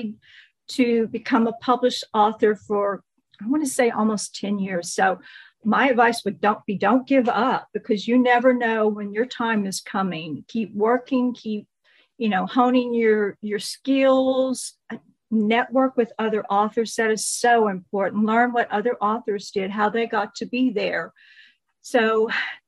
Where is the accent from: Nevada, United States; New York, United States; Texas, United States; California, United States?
Texas, United States; I am a Texan. I've lived here in Texas all my life